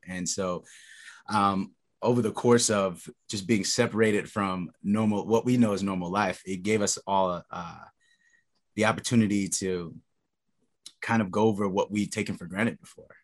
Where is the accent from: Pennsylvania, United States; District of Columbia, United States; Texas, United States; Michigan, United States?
Texas, United States; I come from Texas